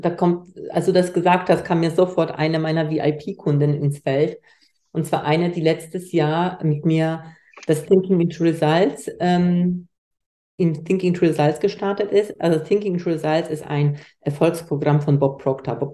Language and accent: German; Poland; Ich komme aus Polen. Ich komme nicht aus einer Unternehmerfamilie.